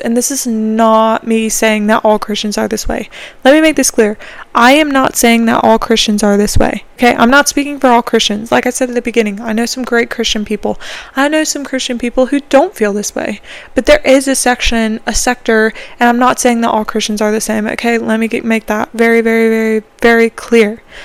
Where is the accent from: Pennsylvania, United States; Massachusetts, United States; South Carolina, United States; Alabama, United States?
South Carolina, United States; I am from South Carolina